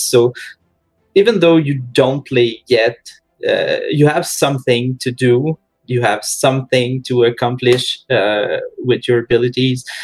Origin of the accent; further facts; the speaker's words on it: Quebec, Canada; most of us are from Quebec